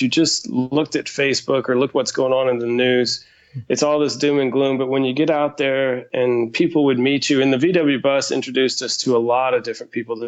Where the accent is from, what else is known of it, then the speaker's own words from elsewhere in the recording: Texas, United States; growing up in Texas